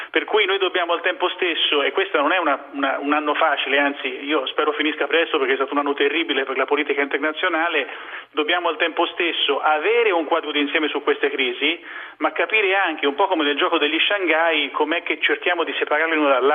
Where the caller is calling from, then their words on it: Rome, Lazio, Italy